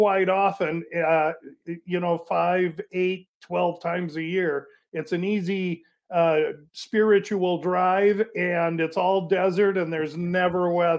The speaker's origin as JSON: {"language": "English", "town": "Omaha", "region": "Nebraska", "country": "United States", "tie": "born or raised there", "moved": "as an adult", "lives_now": "Phoenix, United States", "said": "I'm born and raised in Omaha, went to high school there"}